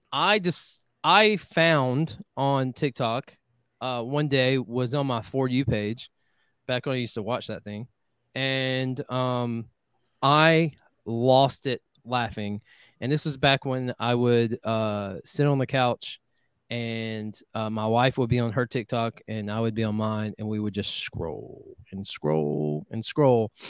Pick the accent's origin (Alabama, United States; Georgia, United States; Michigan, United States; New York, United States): Georgia, United States; Northwest; Northwest Georgia, uh, which obviously holds a special place in my heart because that's where I'm from